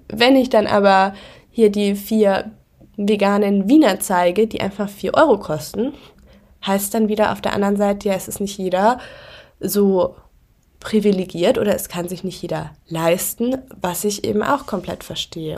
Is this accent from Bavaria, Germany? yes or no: yes; near Augsburg, Bavaria, Germany; now in Berlin, Germany; ich komme ja auch aus der Nähe von Augsburg